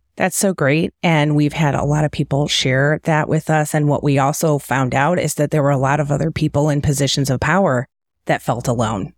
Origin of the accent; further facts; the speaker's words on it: Detroit, Michigan, United States; also born or lived in Cleveland / Kansas City Metro; now in Kansas City, United States; I'm from the Detroit area.